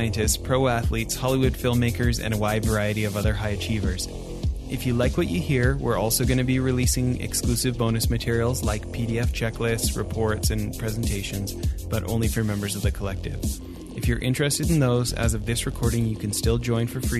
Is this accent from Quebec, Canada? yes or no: no; Edmonton, Alberta, Canada; growing up in the Great White North, like yourself, most of my friends, you know, in Edmonton